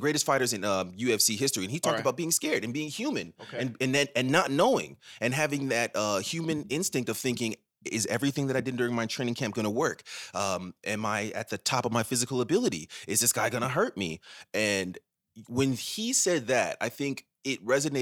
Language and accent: English; Ghana; I'm Ghanaian